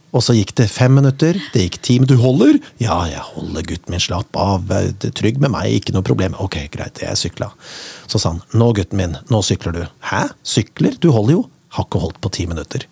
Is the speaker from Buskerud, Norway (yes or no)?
yes; Kongsberg, Buskerud, Norway; jeg er jo fra Kongsberg